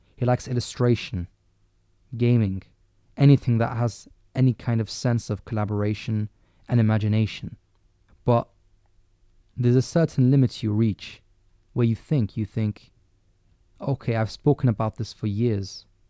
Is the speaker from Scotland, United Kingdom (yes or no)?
no; London, United Kingdom; as a Londoner